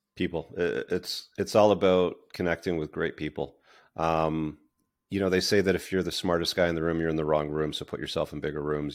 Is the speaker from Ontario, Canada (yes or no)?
yes; Toronto, Ontario, Canada; also born or lived in United Kingdom; I was born in the U K, but I grew up mostly in the Greater Toronto Area.